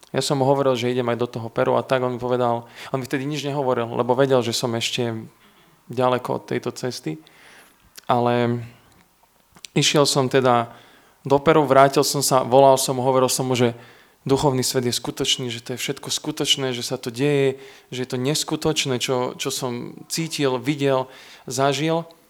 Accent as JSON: {"language": "Slovak", "town": "Trenčín", "region": "Trenčín Region", "country": "Slovakia", "tie": "born or raised there", "also_born_or_lived": "Veľký Krtíš / Opatová", "said": "Keď som mal rok, sme sa presťahovali z Veľkého Krtiša do Trenčína"}